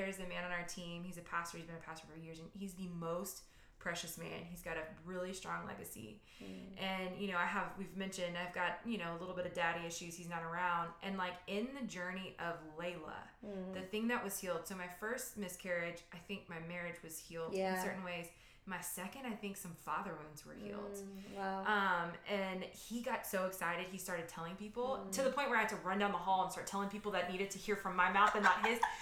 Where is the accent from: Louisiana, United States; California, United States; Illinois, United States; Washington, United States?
Louisiana, United States; we're from Louisiana